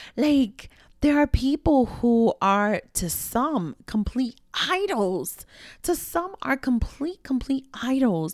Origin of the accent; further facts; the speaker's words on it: New York City, New York, United States; growing up in New York City, right, again, the daughter of immigrant parents